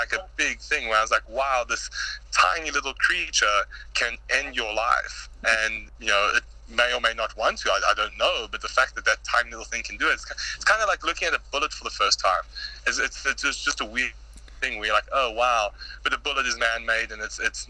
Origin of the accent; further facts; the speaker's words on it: South Africa; Earliest memories as a kid in South Africa was, there's a baboon that was actually shot at our school